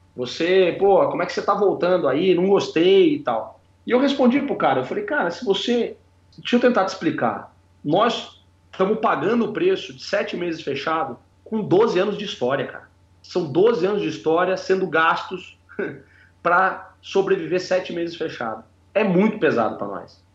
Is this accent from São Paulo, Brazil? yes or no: yes; Piracicaba, São Paulo, Brazil; moved away; Eu saí lá de Piracicaba